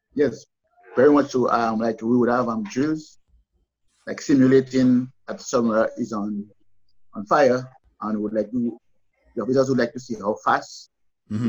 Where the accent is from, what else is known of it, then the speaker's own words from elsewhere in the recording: Roseau, Saint George, Dominica; we in Roseau, I was born in Roseau